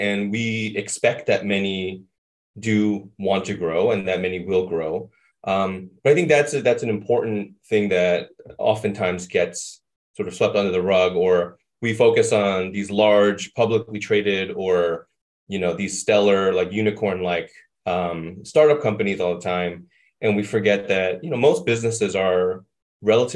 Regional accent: New York City, New York, United States; moved away as an adult; also born or lived in Boston / Minnesota; I was born and raised in Brooklyn, New York.

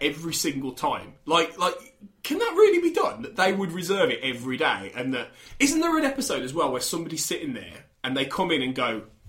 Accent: Manchester, North West England, United Kingdom; I'm from Manchester, I am, yeah.

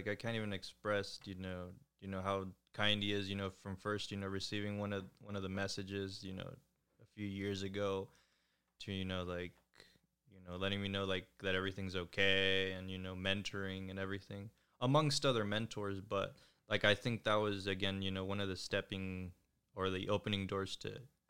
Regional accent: Florida, United States; I'm from Florida.

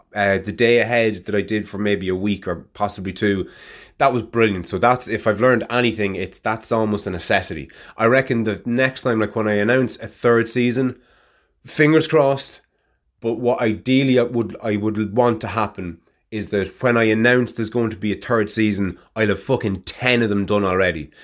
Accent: Ireland; Gaelic, my native tongue

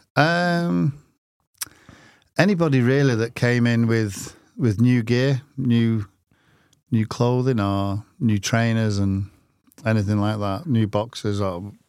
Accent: Manchester, North West England, United Kingdom; I come from Manchester

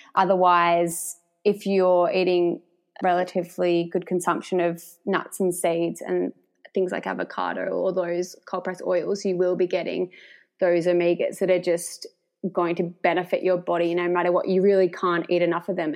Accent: Warrnambool, Victoria, Australia; moved away as an adult; also born or lived in Melbourne; I am originally from Warrnambool, grew up in Warrnambool, and then have spent like my working and studying life in Melbourne

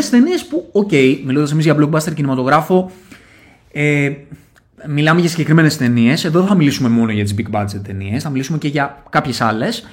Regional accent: Athens, Attica, Greece; είμαι και από τα Σεπόλια

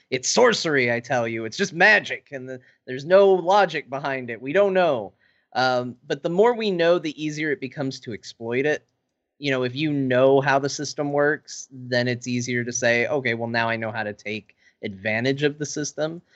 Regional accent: Arizona, United States; I grew up in Arizona

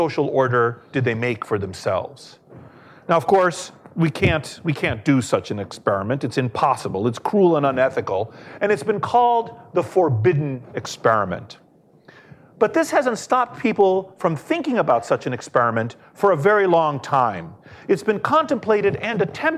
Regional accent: Washington, District of Columbia, United States; I grew up in Washington, D.C.

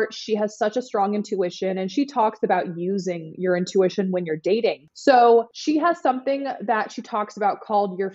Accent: the Bay Area, California, United States; moved away as an adult; also born or lived in Los Angeles, California / Nashville, Tennessee; now in Miami Beach, United States; I'm from California, the Bay Area, and I lived in LA and then I did LA to Nashville, Nashville to Miami

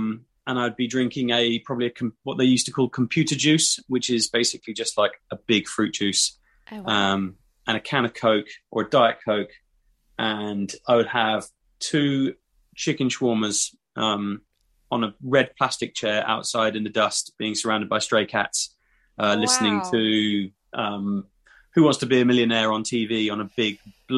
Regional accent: Dubai, United Arab Emirates; because my mum used to give me that like a lot when I was growing up in Dubai.

